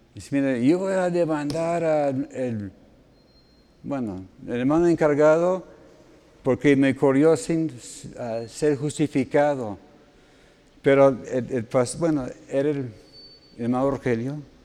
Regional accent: United States; moved away; todos los gringos aquí en el equipo, incluyendo a su servidor

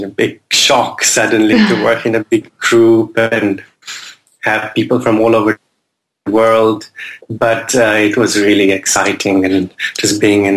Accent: Ljubljana, Slovenia; moved away as an adult; also born or lived in New York / Cambridge; now in London, United Kingdom; I grew up in Slovenia, Ljubljana, which is the capital of a small country.

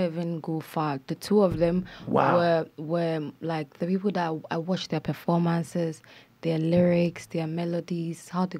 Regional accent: Kumasi, Ashanti, Ghana; So I'm from Kumasi, which is in the Ashanti region. Mm. We speak Chi and we eat fufu.

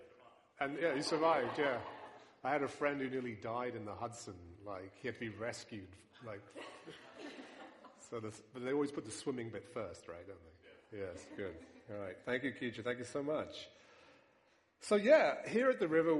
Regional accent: United Kingdom; accent: British; now in New York, United States; my British accent

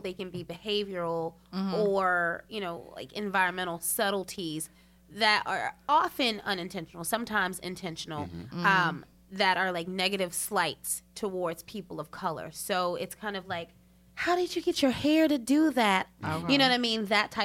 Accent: Durham, North Carolina, United States; I'm from Durham

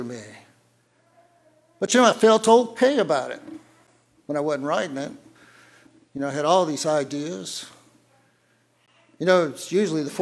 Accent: the South, United States; I'm from the South.

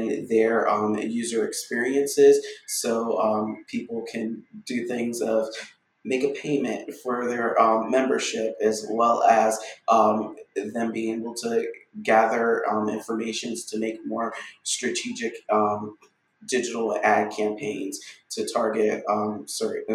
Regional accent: South Florida, United States; I was born and raised in Florida. My parents are Floridians on both sides, and I'm actually a seventh generation Floridian. How I grew up here is in South Florida

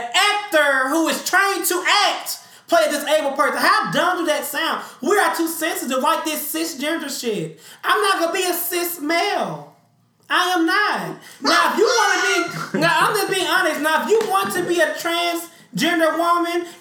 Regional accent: United States; I'm an American.

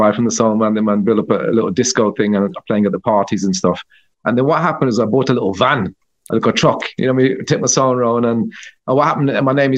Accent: Birmingham, West Midlands, United Kingdom; I grew up in a place called Birmingham here in the UK

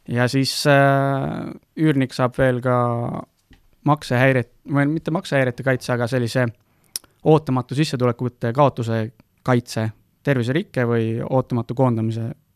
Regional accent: Estonia; me oleme Eestist pärit, meil on siin lihtne nagu toimetada

